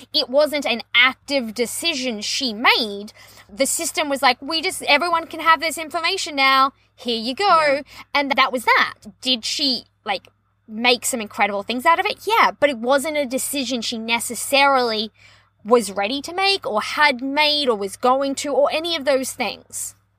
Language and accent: English; Australia; As an Australian